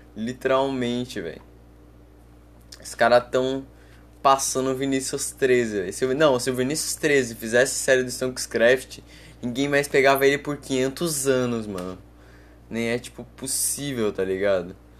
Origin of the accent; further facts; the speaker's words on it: Brazil; eu sou, eu sou brasileiro